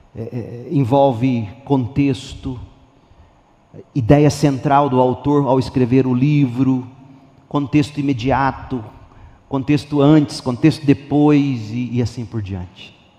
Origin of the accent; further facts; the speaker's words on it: Brazil; Eu não sou hebreu, sou brasileiro